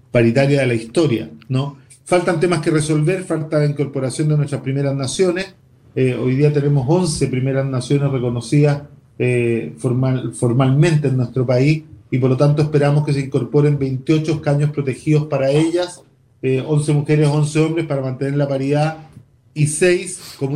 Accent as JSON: {"language": "Spanish", "country": "Paraguay", "lives_now": "Mendoza, Argentina", "said": "soy de Paraguay y vivo en Mendoza y me encanta escucharlos."}